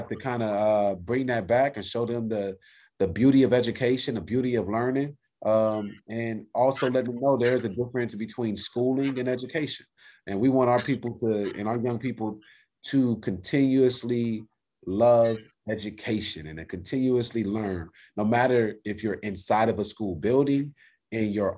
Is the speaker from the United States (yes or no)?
yes; Compton, California, United States; I'm from Compton